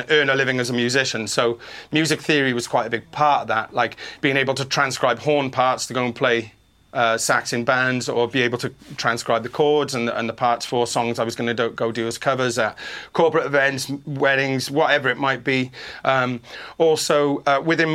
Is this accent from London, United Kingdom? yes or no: no; Wales, United Kingdom; now in San Diego, United States; I'm from Wales. We all sing